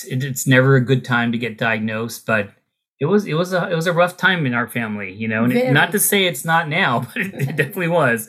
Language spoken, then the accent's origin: English; California, United States; also born or lived in Canada; I grew up in California